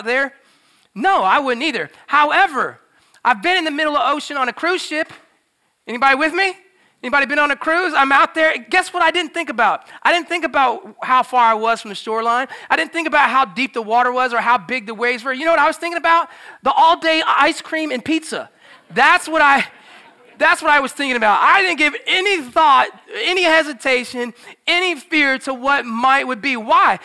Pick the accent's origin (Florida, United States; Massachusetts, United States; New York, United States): Florida, United States; moved away as an adult; also born or lived in South Boston, Virginia; I grew up in Florida, so I was swimming all the time